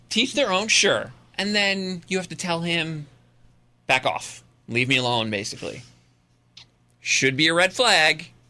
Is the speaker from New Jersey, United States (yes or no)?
yes; New Jersey, United States; moved away; I grew up in Jersey